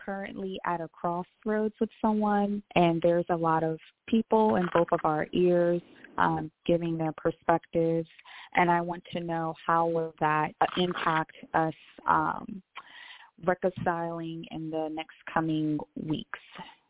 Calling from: California, United States; Hi. I am from California.

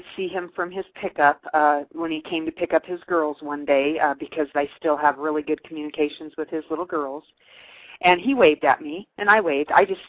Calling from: Nebraska, United States; I'm calling from Nebraska.

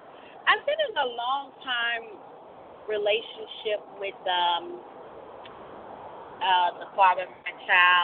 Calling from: Florida, United States; I'm called from Florida.

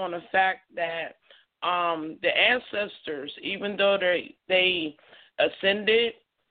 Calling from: Pittsburgh, Pennsylvania, United States; I'm calling from Pittsburgh, PA.

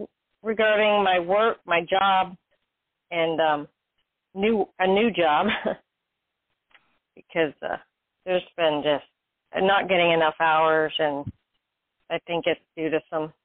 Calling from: Florida, United States

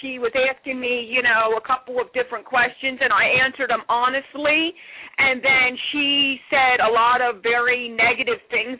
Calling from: Philadelphia, Pennsylvania, United States; I'm calling from Philadelphia, PA.

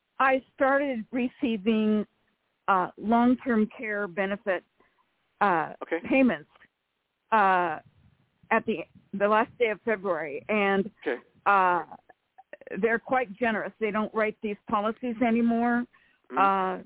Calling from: Rancho Cordova, California, United States; from Rancho Cordova, California.

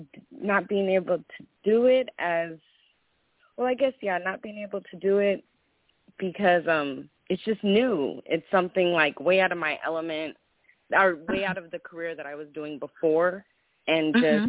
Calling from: California, United States; I'm calling from Cali.

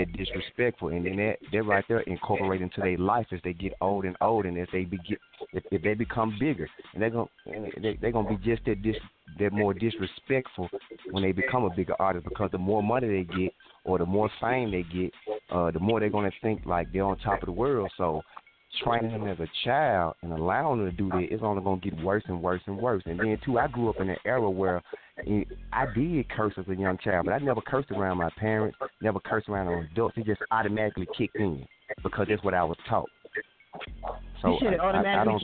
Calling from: Memphis, Tennessee, United States; I'm calling from Memphis, Tennessee

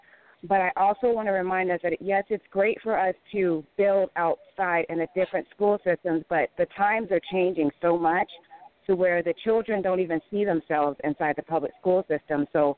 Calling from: Chicago, Illinois, United States; from Nubian News with the Z. I'm calling from Chicago.

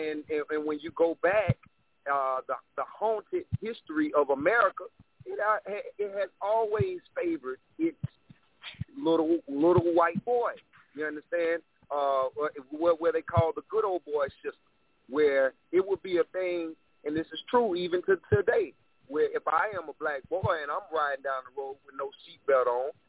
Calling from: Columbia, South Carolina, United States; again, I'm calling from Columbia, South Carolina

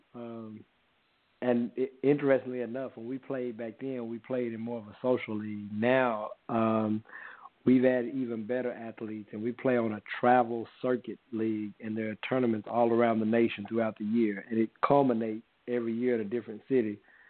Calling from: Smyrna, Georgia, United States; Smyrna, Georgia.

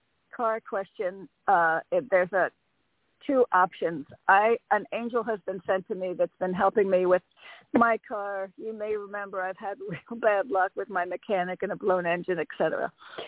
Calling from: Connecticut, United States; It's … from Connecticut.

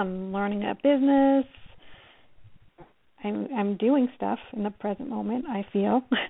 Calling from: Colorado, United States; I'm calling from Colorado.

